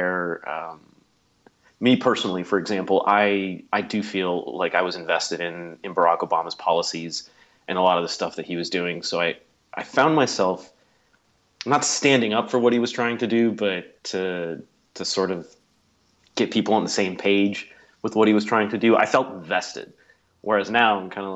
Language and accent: English; El Paso, Texas, United States; also born or lived in Juárez; my family is to Juarez and El Paso